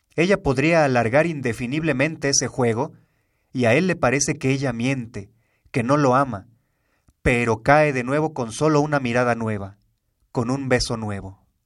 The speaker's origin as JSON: {"language": "Spanish", "country": "Mexico", "said": "los mexicanos"}